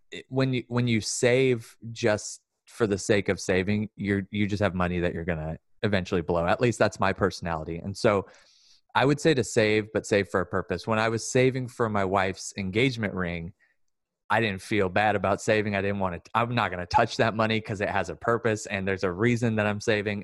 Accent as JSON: {"language": "English", "town": "Sacramento", "region": "California", "country": "United States", "tie": "born or raised there", "also_born_or_lived": "Lodi", "said": "I grew up in South Sac"}